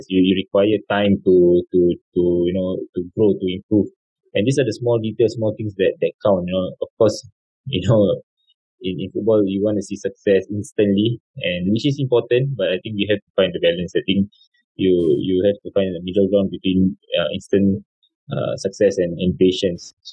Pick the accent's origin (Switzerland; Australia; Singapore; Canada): Singapore; moved away as an adult; also born or lived in Malaysia; as a young boy as a Singaporean uh, boy